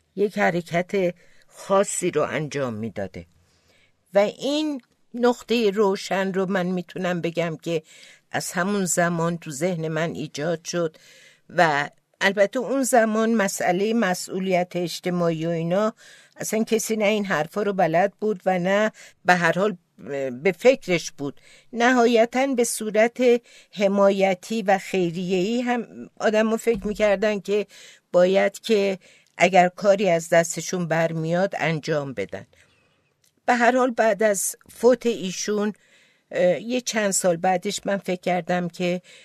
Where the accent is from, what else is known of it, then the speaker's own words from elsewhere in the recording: Tehran, Tehran Province, Iran; first language Azerbaijani; Persian is a second language; also born or lived in Vienna, Austria; توی یک خانواده اصیل آذربایجانی ولی در تهران متولد شدم